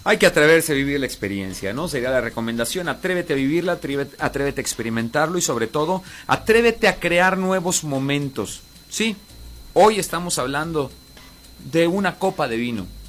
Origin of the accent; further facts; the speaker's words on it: Coahuila, Mexico; somos de aquí de Coahuila